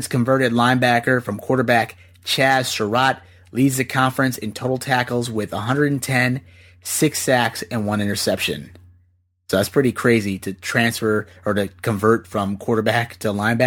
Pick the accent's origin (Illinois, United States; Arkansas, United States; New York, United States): Illinois, United States; Chicago; now in Philadelphia, United States; I'm not from Philly originally. I'm from the Chicagoland area